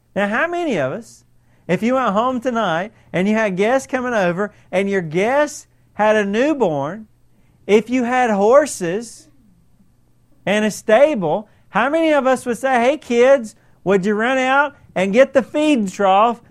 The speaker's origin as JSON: {"language": "English", "country": "United States", "said": "we are so American"}